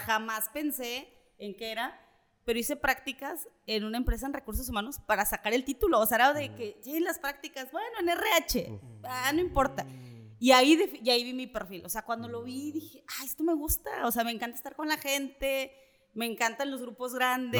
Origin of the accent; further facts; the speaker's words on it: Mexico City, Mexico; moved away as an adult; also born or lived in Nuevo León; now in Monterrey, Mexico; yo soy chilanga, nací en la Ciudad de México